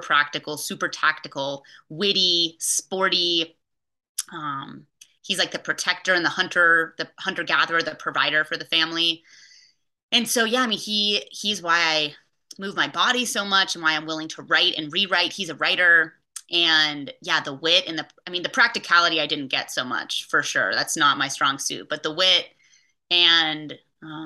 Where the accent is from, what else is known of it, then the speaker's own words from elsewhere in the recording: Bay Area, California, United States; I was raised in the Bay Area